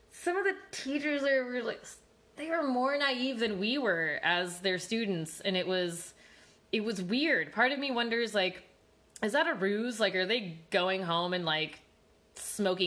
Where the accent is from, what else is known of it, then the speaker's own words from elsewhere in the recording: California, United States; Growing up in California, especially for me, like I said, I went to public school.